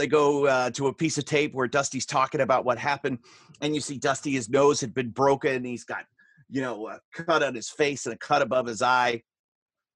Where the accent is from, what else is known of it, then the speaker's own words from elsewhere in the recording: Florida, United States; a young fan growing up in Florida